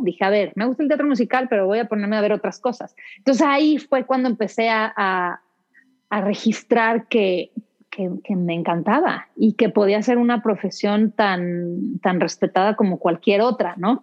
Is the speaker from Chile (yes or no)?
no; Mexico City, Mexico; also born or lived in London / United States; Y cuando cumplí dos años nos venimos de regreso y ya mis hermanos nacieron acá, pero he vivido casi toda mi vida aquí en la Ciudad, de México. Soy chilanga de, Hueso Colorado.